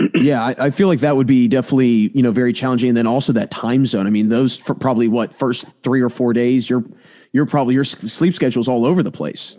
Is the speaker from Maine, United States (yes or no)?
no; Maryland, United States; now in Pennsylvania, United States; I'm from Maryland, but I live in Pennsylvania